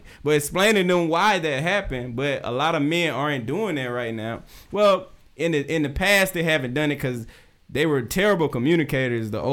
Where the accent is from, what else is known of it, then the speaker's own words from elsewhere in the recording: South Georgia, United States; I grew up in South Georgia